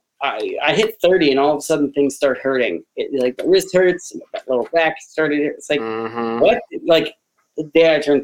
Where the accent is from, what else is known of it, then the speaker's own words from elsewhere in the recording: New York, United States; moved away; also born or lived in Philadelphia; I'm from New York originally